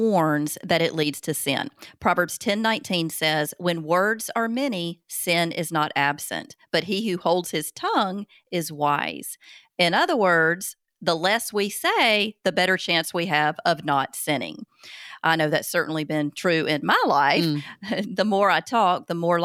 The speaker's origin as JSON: {"language": "English", "area": "Southern", "region": "Alabama", "country": "United States", "accent": "Southern", "said": "my Southern accent"}